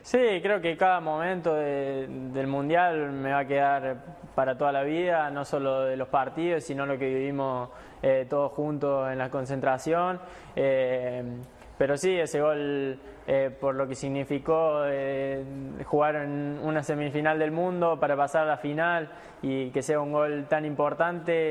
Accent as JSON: {"language": "Spanish", "country": "Argentina", "said": "somos los, argentinos"}